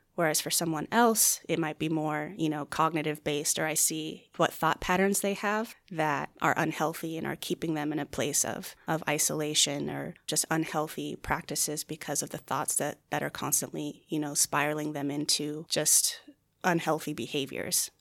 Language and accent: English; Chandler, Arizona, United States; also born or lived in Flagstaff, Arizona; I was born and raised here in the Phoenix area in Chandler.